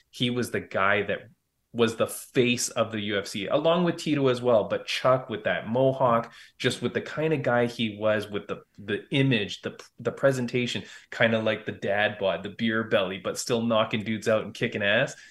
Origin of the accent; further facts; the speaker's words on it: Toronto, Ontario, Canada; that's in Toronto. That's in my hometown